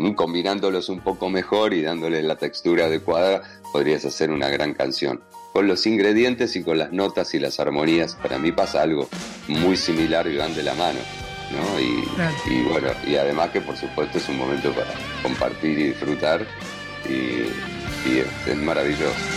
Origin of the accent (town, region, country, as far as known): Buenos Aires, Argentina; moved away as an adult